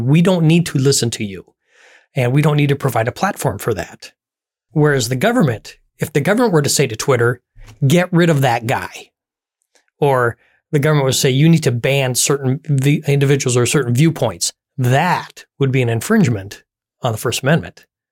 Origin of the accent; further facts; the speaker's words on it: United States; here in the U S